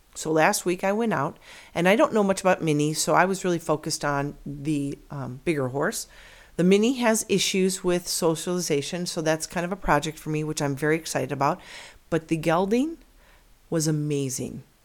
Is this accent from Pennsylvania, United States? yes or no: no; near Chicago, Illinois, United States; moved away as an adult; now in Arizona, United States; Now I am an Illinois girl, born and raised near Chicago